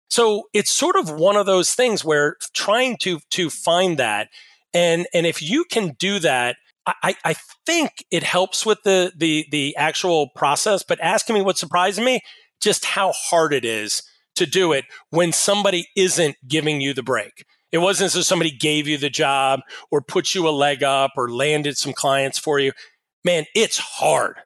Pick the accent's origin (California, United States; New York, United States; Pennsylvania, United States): Pennsylvania, United States; Pittsburgh; I'm from Pittsburgh